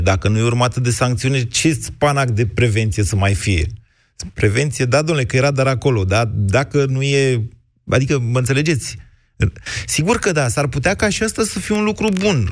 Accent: Oltenia, Romania

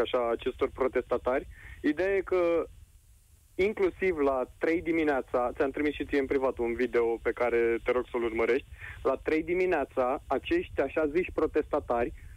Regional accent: Ploiești, Prahova, Romania; Eu sunt din Ploiești

